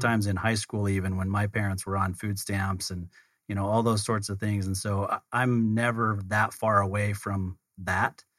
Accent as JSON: {"language": "English", "region": "Utah", "country": "United States", "said": "we're both from Utah"}